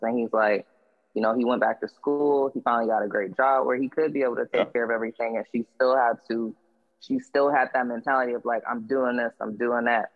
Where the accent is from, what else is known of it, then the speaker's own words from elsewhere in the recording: Jacksonville, Florida, United States; I was born in Florida, like Jacksonville, Florida.